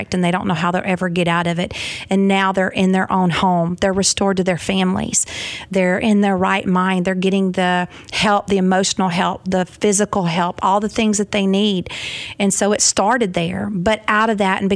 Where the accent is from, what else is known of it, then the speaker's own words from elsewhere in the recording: Southeast Texas, United States; accent: Southern; moved away as an adult; also born or lived in Hanson, Kentucky; now in Clarksville, United States; I was born and raised in Southeast Texas.